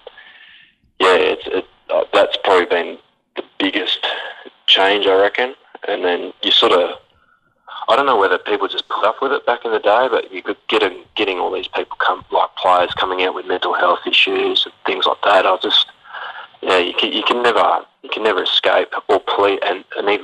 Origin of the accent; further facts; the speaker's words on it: Perth, Western Australia, Australia; moved away as an adult; also born or lived in Brisbane / Melbourne; I'm from Perth